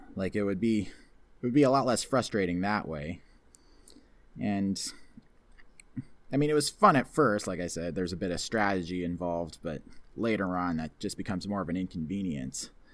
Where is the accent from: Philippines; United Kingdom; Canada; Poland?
Canada; also born or lived in near Toronto; I'm living in the section of Canada that's very Americanized. I mean, I live close to Toronto